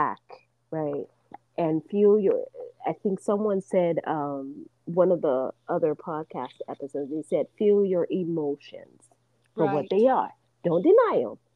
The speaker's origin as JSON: {"language": "English", "country": "Nigeria", "moved": "yes", "said": "I'm originally from Nigeria"}